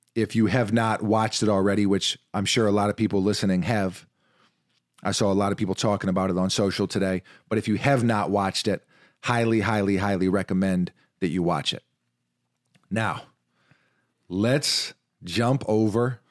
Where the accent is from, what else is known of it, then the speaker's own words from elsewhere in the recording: New York City, New York, United States; growing up in New York City, playing basketball from a really young age